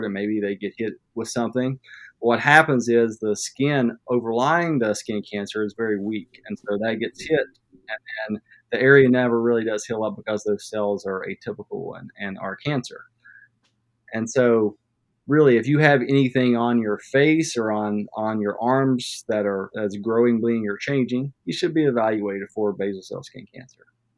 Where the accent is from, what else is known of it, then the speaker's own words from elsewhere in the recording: Madison, West Virginia, United States; also born or lived in Charleston, South Carolina; I grew up in West Virginia, actually in Madison, West Virginia, where I currently practice.